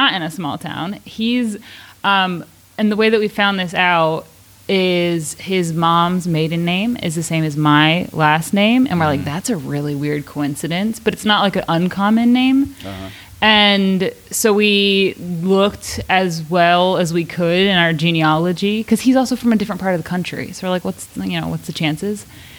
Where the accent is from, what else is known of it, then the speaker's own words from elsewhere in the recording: Central Pennsylvania, United States; now in California, United States; I'm originally from Pennsylvania, actually.